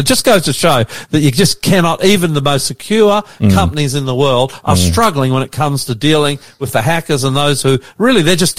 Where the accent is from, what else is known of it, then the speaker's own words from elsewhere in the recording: Queensland, Australia; Well, I'm a Queenslander